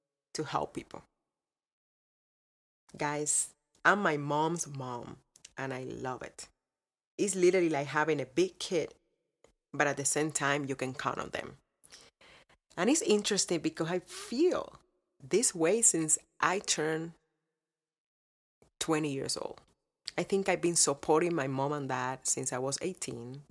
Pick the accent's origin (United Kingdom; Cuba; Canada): Cuba; born or raised there; now in United States